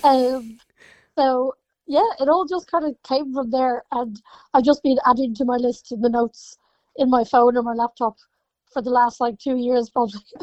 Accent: Ireland; especially being Irish

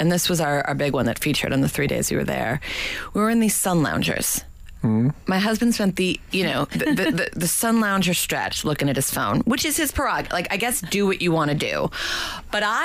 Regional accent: United States; I'm American

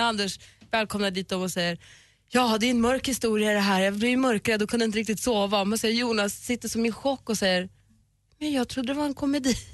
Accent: Luleå, Norrbotten County, Sweden; Jag är uppvuxen i Luleå

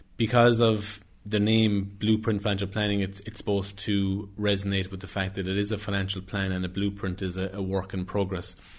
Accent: Skibbereen, Munster, Ireland; my hometown of Skibbereen

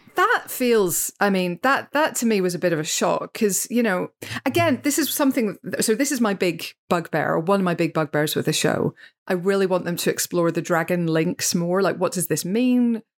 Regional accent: Northern Ireland, United Kingdom; as a Northern Irish person

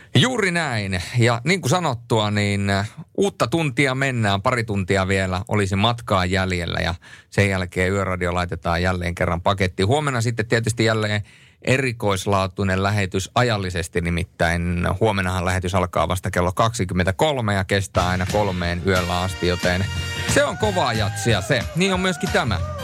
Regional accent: Turku, Southwest Finland, Finland; kahdeskymmenesensimmäinen viidettä tuhatyhdeksänsataakahdeksankymmentäyhdeksän olen syntynyt Turussa

